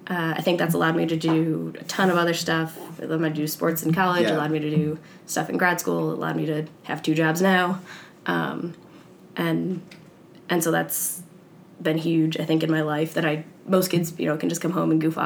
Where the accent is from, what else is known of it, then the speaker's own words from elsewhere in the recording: New York, United States; Northern New York.